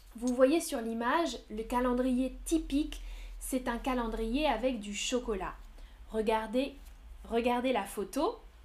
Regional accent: France; also born or lived in Nantes; Moi, je viens de France. Je viens de France et maintenant, j'habite à Nantes, dans l'ouest de la France

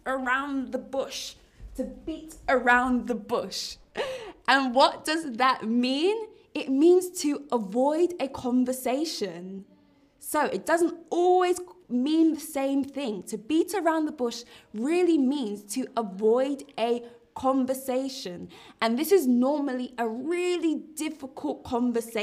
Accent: London, United Kingdom; I live in London. I also am from London. I'm from London town

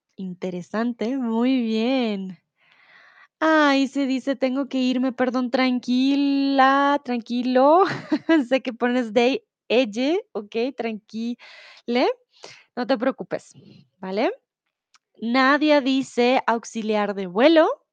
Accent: Bogotá, Colombia; moved away as an adult; now in Germany; soy de Colombia, de Bogotá, comúnmente vivo en Alemania

